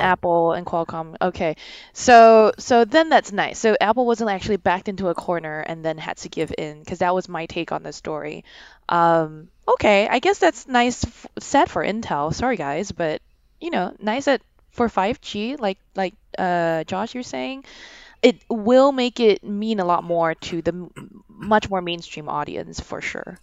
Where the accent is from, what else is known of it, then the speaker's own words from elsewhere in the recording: Singapore; moved away; I'm from Singapore. I'm going back soon